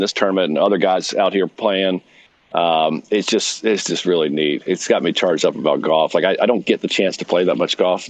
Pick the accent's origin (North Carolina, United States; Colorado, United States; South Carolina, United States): South Carolina, United States; Greenville; also born or lived in Providence, Rhode Island; I am from Greenville, South Carolina